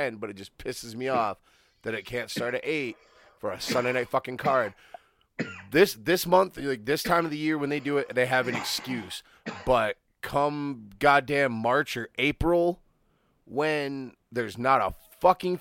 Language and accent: English; United States; I may be an American, but I'm of English descent.